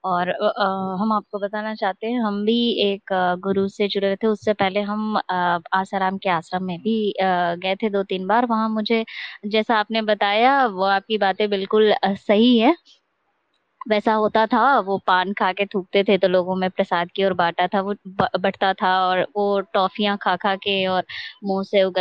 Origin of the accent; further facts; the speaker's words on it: Bihar, India; आराध्य भी श्री कृष्ण है और हम बिहार से हैं तो इस वजह से मेरा थोड़ा आप लोगों मतलब हमको